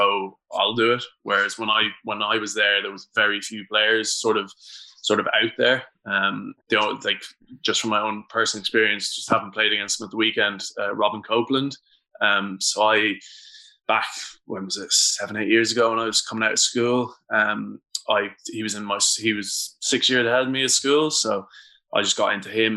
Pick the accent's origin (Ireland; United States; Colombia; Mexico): Ireland; speaking as an Irish guy